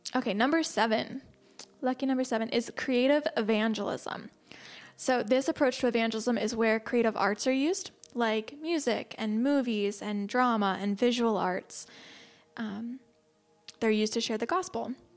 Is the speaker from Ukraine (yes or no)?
no; United States; as an American